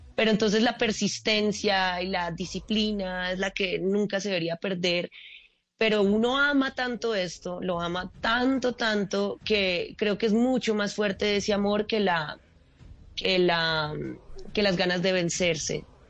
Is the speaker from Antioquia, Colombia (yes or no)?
no; Manizales, Caldas, Colombia; moved away as an adult; also born or lived in Bogotá; yo soy de Manizales